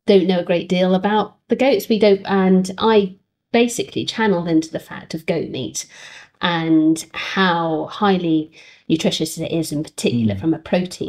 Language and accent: English; United Kingdom; our success as British farmers in farming the sheep